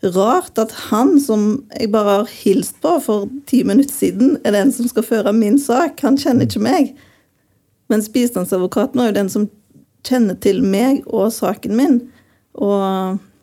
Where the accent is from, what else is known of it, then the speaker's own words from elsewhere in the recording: Western Norway, Norway; moved away; jeg er jo fra Vestlandet